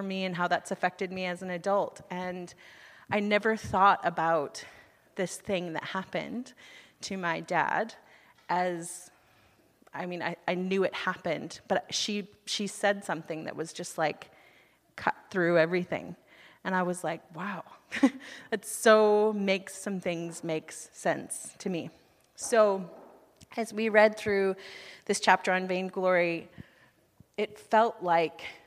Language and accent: English; United States; moved away as an adult; now in Canada; I'm from the United States